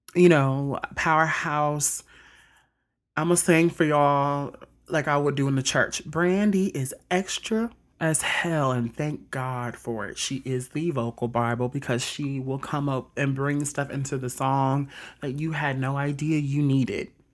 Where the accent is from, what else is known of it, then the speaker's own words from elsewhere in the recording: Mississippi, United States; also born or lived in South Bend, Indiana; I was born in South Bend, Indiana, but I was raised in Mississippi all my life